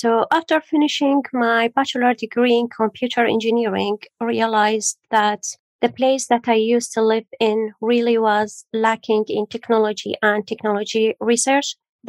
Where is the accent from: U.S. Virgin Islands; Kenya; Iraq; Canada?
Iraq; also born or lived in Syria / Jordan; now in United Kingdom; So originally I'm from Iraq, then I moved to Syria, then to Jordan, then to UK.